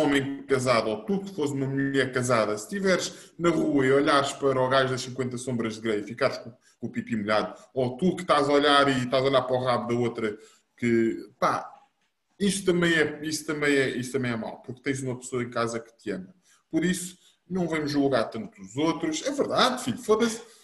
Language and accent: Portuguese; Bobadela, Lisbon, Portugal; nós sempre fomos nascidos e criados na Bobadela